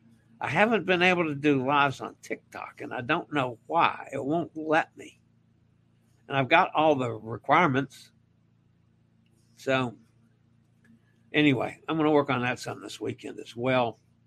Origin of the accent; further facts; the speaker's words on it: Maine, United States; I am from Maine. My family has always said the Maine lobsters are the best.